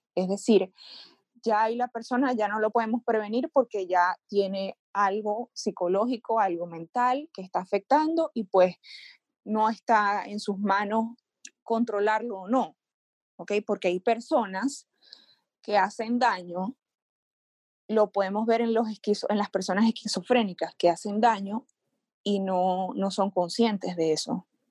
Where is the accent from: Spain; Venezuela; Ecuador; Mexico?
Venezuela; moved away; Yo soy venezolana, yo me mudé, emigré a otro país